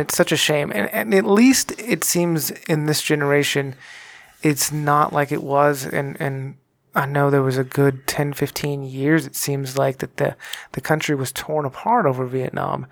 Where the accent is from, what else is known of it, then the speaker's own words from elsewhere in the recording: Texas, United States; I grew up in Texas